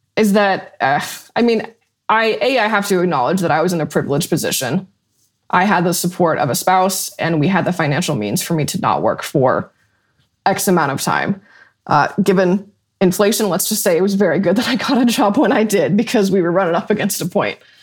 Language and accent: English; Colorado, United States; I grew up in Colorado and most of the storms came over the mountains